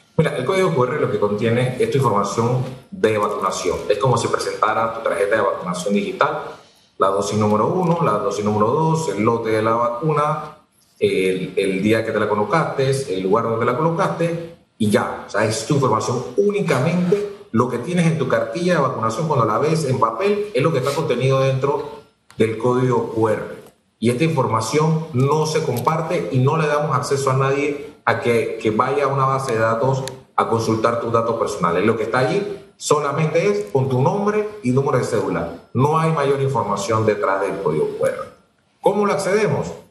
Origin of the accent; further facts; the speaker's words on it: Panama; en mi país